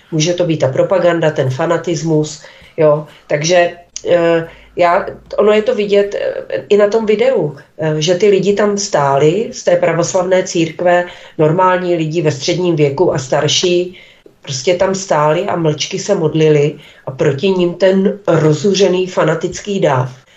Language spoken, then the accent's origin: Czech; Olomouc, Olomouc Region, Czechia; u nás v Olomouci